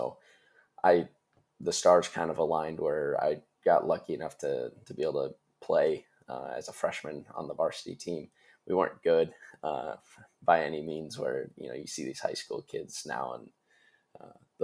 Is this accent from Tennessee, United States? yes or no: no; Stillwater, Minnesota, United States; also born or lived in San Francisco; I'm from Minnesota, Stillwater, Minnesota